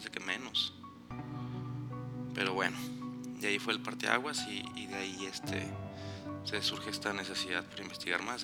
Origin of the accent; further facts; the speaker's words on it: Guadalajara, Jalisco, Mexico; yo no viví toda mi vida aquí, llegué de Guadalajara.